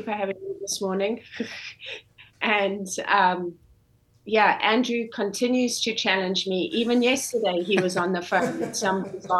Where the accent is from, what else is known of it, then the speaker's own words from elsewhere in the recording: Zimbabwe; moved away as an adult; also born or lived in South Africa / South Carolina, United States; now in Iowa, United States; I grew up in Zimbabwe, and got my bachelor's degree in South Africa, and then went back to Zimbabwe